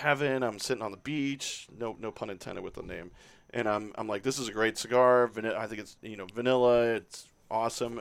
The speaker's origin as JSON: {"language": "English", "town": "Orlando", "region": "Florida", "country": "United States", "tie": "born or raised there", "said": "I grew up in Orlando"}